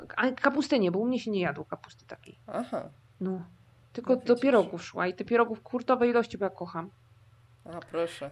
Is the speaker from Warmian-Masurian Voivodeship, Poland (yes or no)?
no; Silesian Voivodeship, Poland; now in South Korea; ja ze Śląska i u nas są makówki